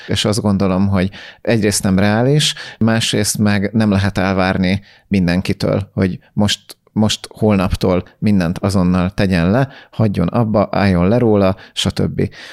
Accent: Hungary; Magyarként sokkal jobban bennünk van ez, mert mi nem egy jóléti társadalomból jöttünk

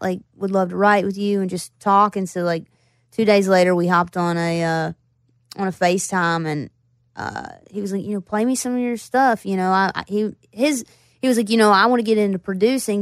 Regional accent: Floyd, Virginia, United States; also born or lived in Roanoke, Virginia / Bristol, Virginia; I grew up in Floyd, and then I, I moved to Roanoke

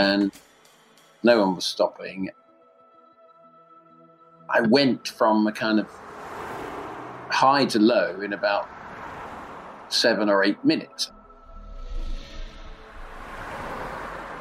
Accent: London, United Kingdom; I'm from London, England, and I'm a writer and actually a comedian as well

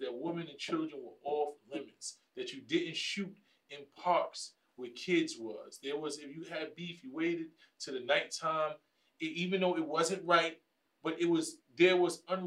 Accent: New York City, New York, United States; I'm from the Bronx

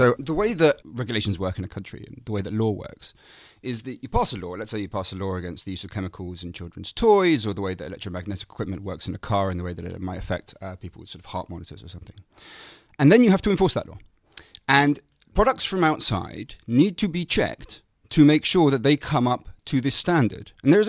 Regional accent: United Kingdom; it shocks me as a British patriot

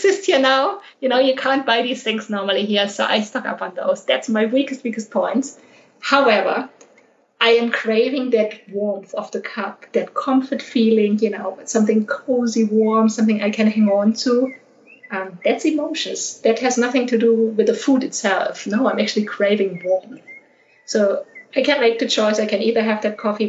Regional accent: Germany; born or raised there; moved away as an adult; also born or lived in Australia / United Arab Emirates / London / Panama

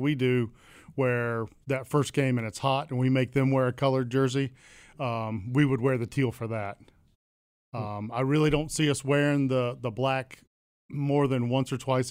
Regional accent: Atlanta, Georgia, United States; I grew up in Atlanta

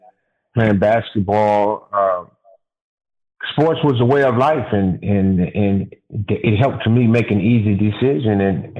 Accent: Los Angeles, California, United States; Growing up in the 60s and the 70s in Los Angeles was different. My parents were from Mississippi, so growing up in the South was different from them.

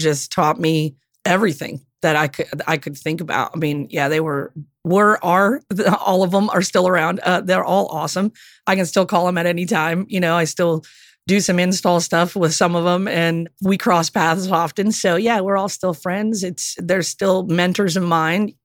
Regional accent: Upper Peninsula of Michigan, United States; I grew up in the Upper Peninsula of Michigan

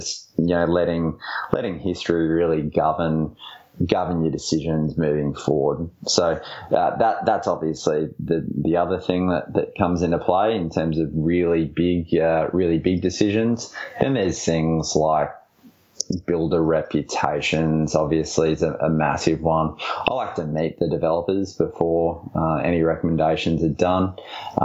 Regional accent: Brisbane, Queensland, Australia; I'm from Brisbane, clearly. I'm actually not biased to Brisbane because I live here and love it.

